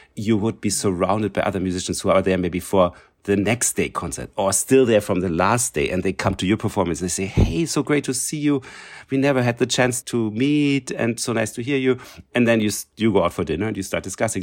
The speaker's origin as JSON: {"language": "English", "region": "Berlin", "country": "Germany", "second_language": "English", "moved": "yes", "said": "I came from East Germany, so from East Berlin."}